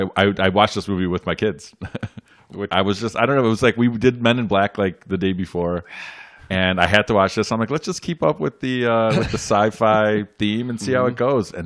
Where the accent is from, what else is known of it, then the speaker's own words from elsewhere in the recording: Chicago, Illinois, United States; I grew up around Midway Airport, so we would get interrupted at school all the time.